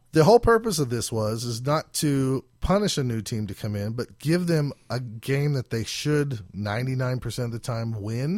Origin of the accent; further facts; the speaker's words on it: Oklahoma, United States; we are from Oklahoma, down here in, uh, South America.